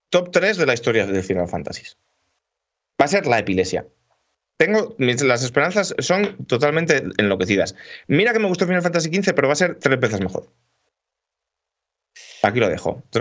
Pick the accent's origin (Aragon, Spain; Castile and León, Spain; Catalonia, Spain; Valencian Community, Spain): Aragon, Spain; Tarazona; yo soy de Tarazona.